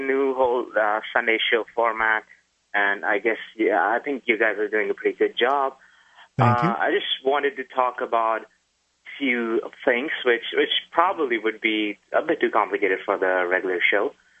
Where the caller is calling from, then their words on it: New Jersey, United States; New Jersey.